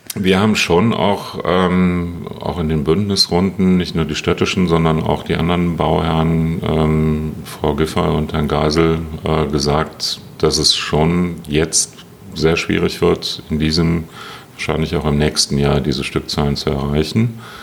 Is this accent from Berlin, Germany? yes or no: yes; Berlin, Germany; wir als Berliner